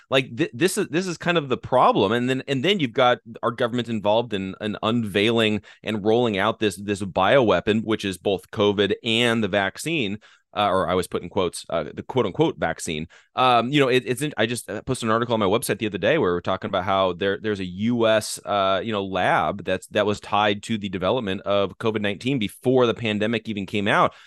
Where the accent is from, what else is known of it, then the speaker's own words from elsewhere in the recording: United States; we as the American people